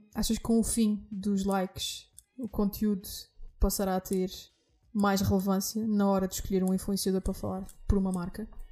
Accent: Azores, Portugal; eu nasci nos Açores

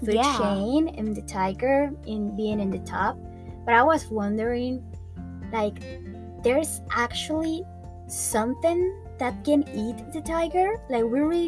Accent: Cali, Valle del Cauca, Colombia; moved away; I'm from Colombia, from the beautiful city of Cali.

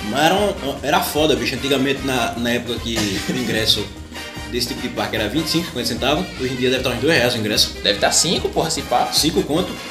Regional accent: Cabo de Santo Agostinho, Pernambuco, Brazil; A gente é da... A gente é da região metropolitana.

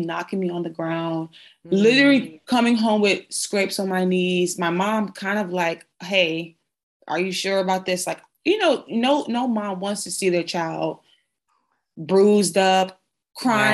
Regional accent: New Jersey, United States; I was born and raised in New Jersey

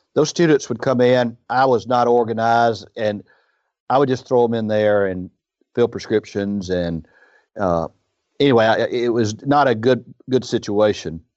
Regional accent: Iuka, Mississippi, United States; I grew up in Iuka, uh, which is where his story is. It's up on the Tennessee River.

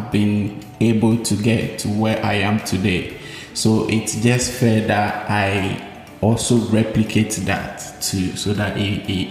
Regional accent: Ashanti, Ghana; now in Tema, Ghana; I grew up in two geographical locations. Initially, I was raised in the Ashanti region

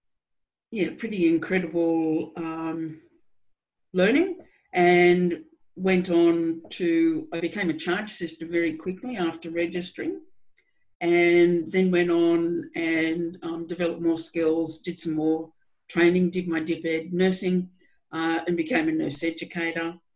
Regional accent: New South Wales, Australia; I'm an Australian, born in New South Wales in Australia, in a rural town. And I had a pretty, I think, ordinary upbringing

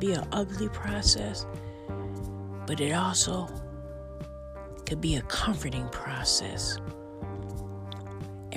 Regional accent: Buffalo, New York, United States; my hometown, Buffalo, New York

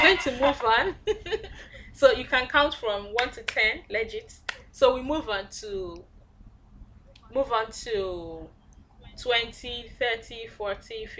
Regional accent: Abia, Nigeria; I'm from Abia

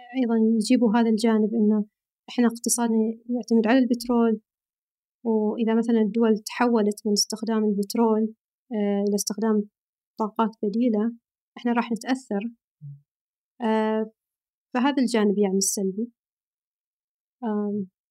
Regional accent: near Sohar, northern Oman, Oman; moved away as an adult; now in Riyadh, Saudi Arabia; أنا من الشمال، من شمال أمان

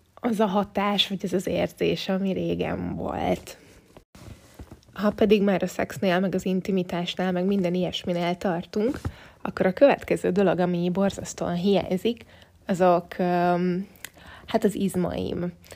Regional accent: Budapest, Hungary; én tőzsgyökeres budapestiként

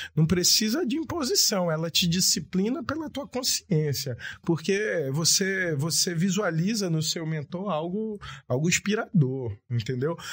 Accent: Japiim, Amazonas, Brazil; eu venho lá do Japim

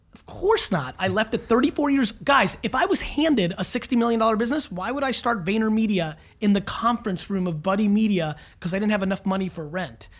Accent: New Jersey, United States; I grew up in Jersey in the 80s

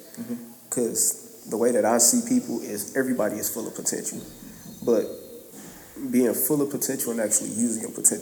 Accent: Flint, Michigan, United States; growing up in Flint when I was younger

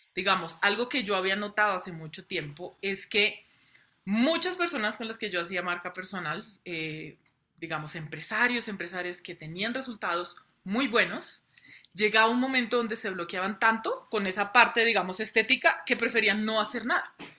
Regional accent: Colombia; yo soy nacida, criada en Colombia

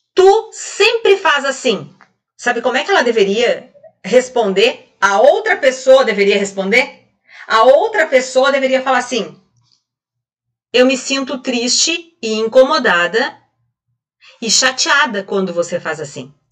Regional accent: Rio Grande do Sul, Brazil; Aqui no, no sul, como gaúcha, aqui a gente fala

